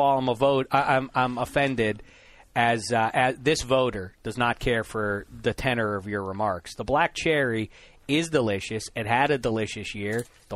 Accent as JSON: {"language": "English", "town": "Pittsburgh", "region": "Pennsylvania", "country": "United States", "moved": "yes", "said": "I was from Pittsburgh"}